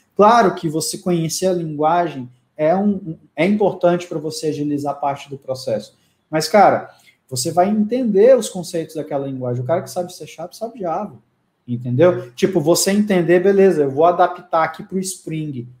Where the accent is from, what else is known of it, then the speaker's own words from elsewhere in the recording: Palmas, Tocantins, Brazil; moved away; eu sou de Palmas do Tocantins